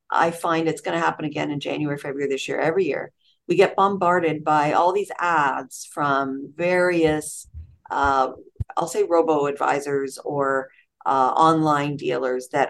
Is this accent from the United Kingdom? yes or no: no; Toronto, Ontario, Canada; moved away as an adult; now in Richmond Hill, Canada; where I grew up in North York, Willowdale